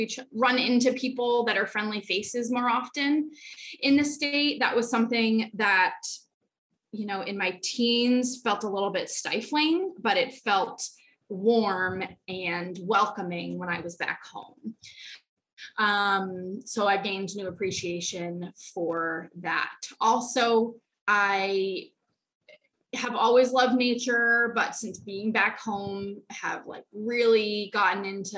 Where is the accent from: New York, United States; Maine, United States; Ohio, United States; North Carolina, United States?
Maine, United States; I just remember that for a couple months after moving home to Maine, I would cry the hour t